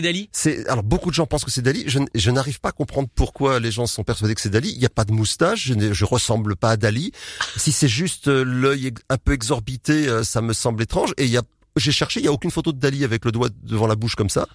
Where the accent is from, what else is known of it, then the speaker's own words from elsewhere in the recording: Nantes, Pays de la Loire, France; moved away as an adult; now in Marcq-en-Barœul, France; Je suis nantais.